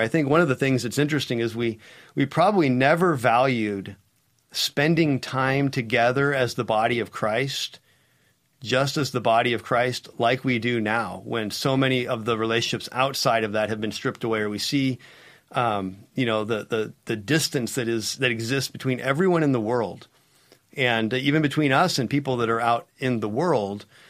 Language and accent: English; United States; As an American